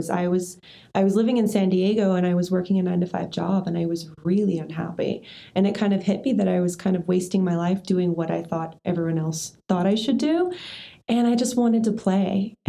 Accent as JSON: {"language": "English", "country": "Australia", "lives_now": "United States", "said": "Life's too short. I'm originally from Australia. I moved back to America"}